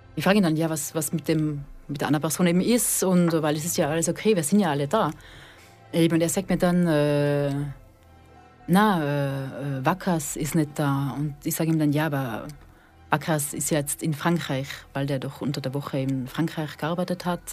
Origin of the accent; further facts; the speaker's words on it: Austria; moved away as an adult; also born or lived in Switzerland / Bühl; now in Fribourg, Switzerland; ich bin eigentlich aus Österreich, bin aber seit 2013 in der Schweiz.